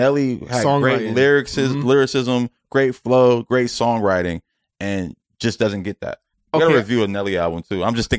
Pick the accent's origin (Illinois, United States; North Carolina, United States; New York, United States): New York, United States; I got my New York shit because I'm from New York